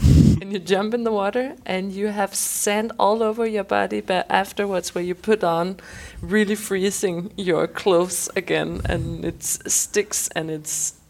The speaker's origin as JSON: {"language": "English", "area": "Thy", "region": "North Denmark Region", "country": "Denmark", "tie": "born or raised there", "moved": "yes", "lives_now": "Copenhagen, Denmark", "said": "I grew up in Thy, and we don't have saunas around there."}